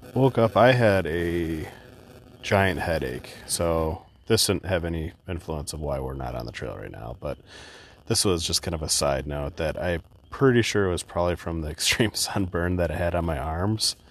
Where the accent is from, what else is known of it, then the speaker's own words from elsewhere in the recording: Midwest, United States; we're from the Midwest